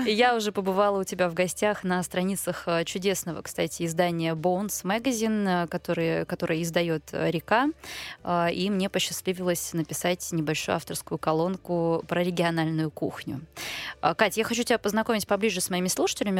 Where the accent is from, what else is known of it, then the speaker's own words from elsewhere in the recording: Far East, Russia; А я таки просто с Дальнего Востока